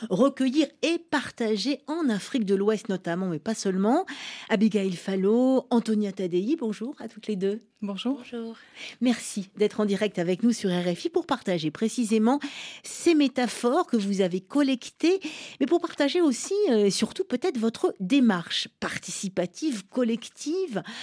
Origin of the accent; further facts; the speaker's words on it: Kabul, Afghanistan; born there; Pour moi, je suis née à Kaboul en Afghanistan, donc ce n'est pas le même rapport avec le sol qu'on a ici.